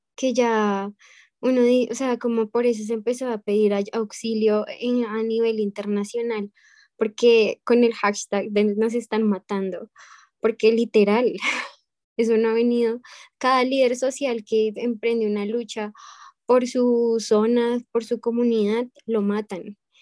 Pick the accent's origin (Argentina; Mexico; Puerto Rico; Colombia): Colombia; Bogotá; now in United States; Yo soy de Bogotá, es la capital